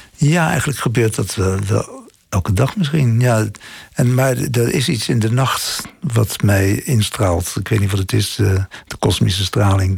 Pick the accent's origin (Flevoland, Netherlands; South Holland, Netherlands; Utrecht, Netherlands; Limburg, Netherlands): South Holland, Netherlands; The Hague; moved away as an adult; also born or lived in Delft; dat strand, daar ben ik ongeveer op geboren in Scheveningen. Ik, eh, mijn familie woonde ja, eh, aan het eindpunt van mijn 11.